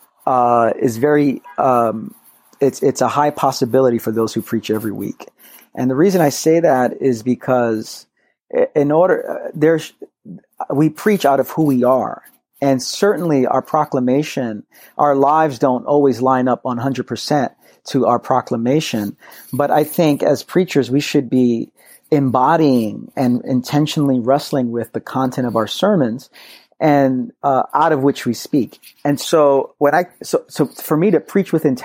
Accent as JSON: {"language": "English", "town": "New York City", "region": "New York", "country": "United States", "tie": "born or raised there", "said": "I grew up in Brooklyn. So born and raised in New York City, about 20 minutes from New Life"}